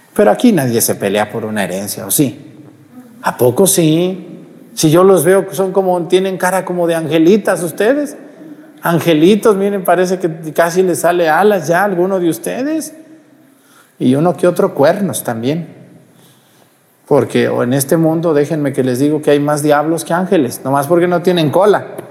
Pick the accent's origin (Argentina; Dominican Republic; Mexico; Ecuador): Mexico; Mexticacán, Jalisco; moved away; allá en mi pueblo, Mesticacán